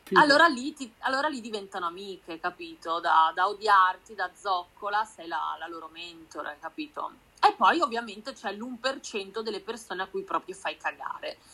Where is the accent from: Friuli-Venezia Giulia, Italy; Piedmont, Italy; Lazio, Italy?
Friuli-Venezia Giulia, Italy; Udine; now in Milan, Italy; Io sono di Udine, sono friulana, però vivo a Milano